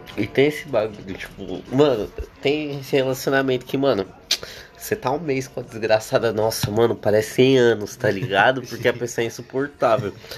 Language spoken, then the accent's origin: Portuguese; São Paulo, Brazil; Porque eu vivo há 18 anos no mesmo lugar sempre. E eu nunca saí de São Paulo também.